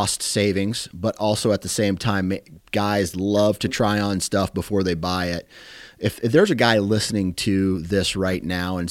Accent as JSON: {"language": "English", "region": "Iowa", "country": "United States", "said": "I'm from Iowa here"}